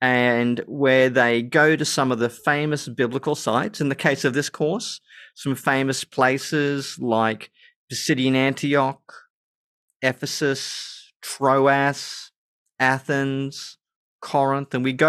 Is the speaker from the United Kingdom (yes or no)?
no; Germany; born there; I was born in West Germany, which, uh-huh, of course, is now just part of Germany.